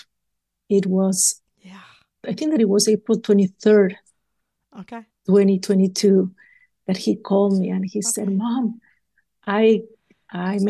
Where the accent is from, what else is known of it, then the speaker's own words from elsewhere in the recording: Maryland, United States; We are from Maryland. We live in Maryland.